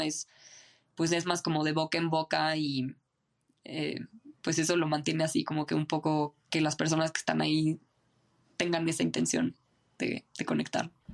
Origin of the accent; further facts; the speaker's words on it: Mexico City, Mexico; moved away as an adult; nací en Ciudad de México, viví toda mi vida aquí en Ciudad de México